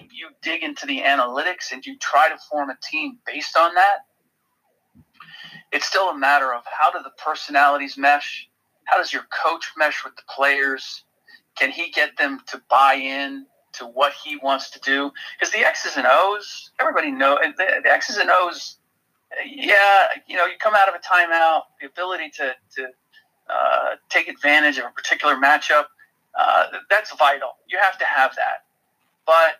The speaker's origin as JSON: {"language": "English", "town": "Cincinnati", "region": "Ohio", "country": "United States", "tie": "born or raised there", "moved": "yes", "said": "growing up in Cincinnati and the Reds"}